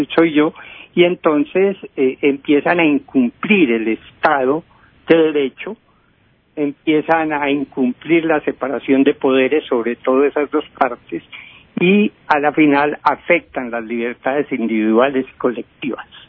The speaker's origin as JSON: {"language": "Spanish", "country": "Colombia"}